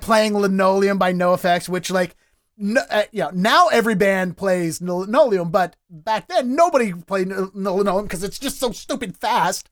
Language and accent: English; Dundalk, Maryland, United States; accent: Baltimore; now in Boston, United States; I grew up in Dundalk, which is technically the county